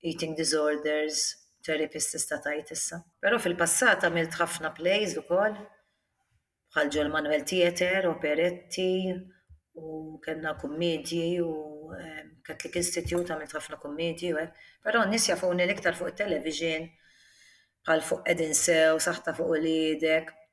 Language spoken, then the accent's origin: Maltese; Malta; born or raised there; also born or lived in Australia